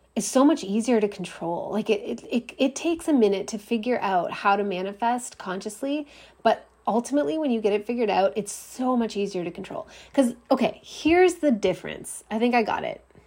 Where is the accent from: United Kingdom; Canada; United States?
Canada; I'm Canadian